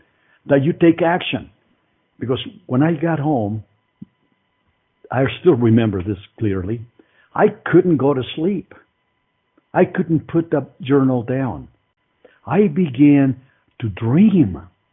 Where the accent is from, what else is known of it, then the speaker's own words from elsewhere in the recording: Mexico City, Mexico; now in United States; I was born in Mexico City, economically disadvantaged country and family